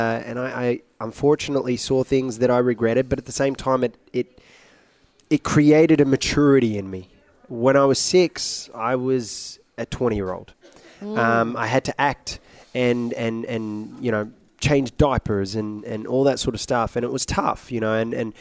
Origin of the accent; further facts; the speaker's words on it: Iraq; No, I'm originally from Iraq.